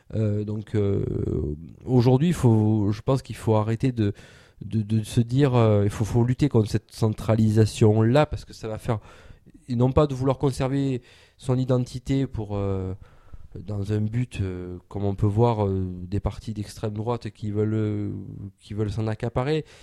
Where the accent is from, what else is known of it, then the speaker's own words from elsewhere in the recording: Provence-Alpes-Côte d'Azur, France; nous, en tant que base alpin, on n'aime pas qu'on dise qu'on est des Marseillais. On est des gens du Sud si on veut.